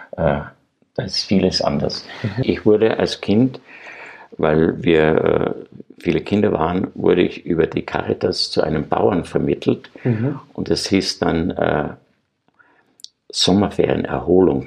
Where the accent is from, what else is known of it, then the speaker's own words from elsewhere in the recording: Graz, Styria, Austria; ich bin ja Grazer, ich war ein Stadtkind